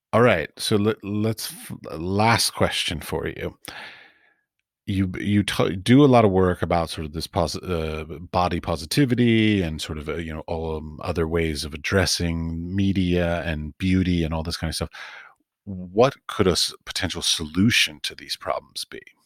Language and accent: English; Washington, District of Columbia, United States; moved away; also born or lived in Middle East / Europe; I grew up in Washington, D C, and my father's a priest